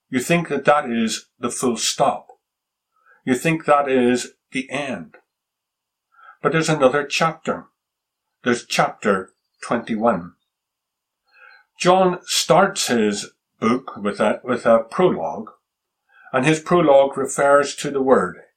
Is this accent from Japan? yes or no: yes; Japan; I can remember as a boy growing up in Japan, traveling one day with my father through the rice fields in the countryside outside of Tokyo.